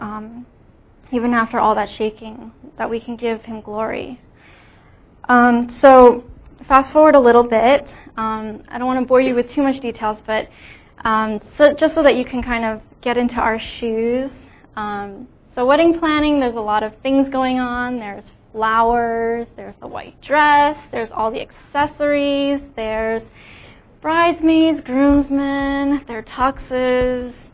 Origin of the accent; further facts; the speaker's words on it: New Jersey, United States; I grew up in New Jersey.